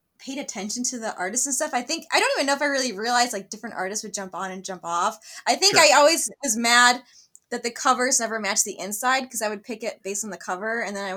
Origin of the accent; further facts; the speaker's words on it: Buffalo, New York, United States; moved away as an adult; now in Arizona, United States; I'm from Buffalo, New York is where I'm from.